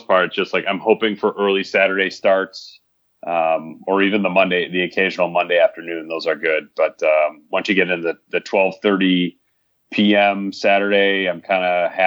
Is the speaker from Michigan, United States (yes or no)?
yes; Michigan, United States; I grew up in Michigan